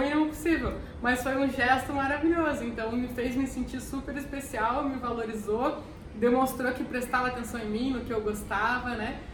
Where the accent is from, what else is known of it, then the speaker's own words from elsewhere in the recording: Curitiba, Paraná, Brazil; Eu sou de Curitiba